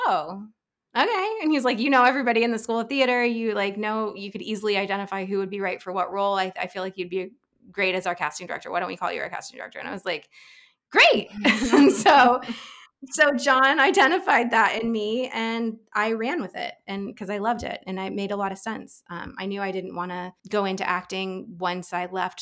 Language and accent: English; Central Ohio, United States; moved away; I'm from Ohio, Central Ohio. I grew up doing like community theater as like an actor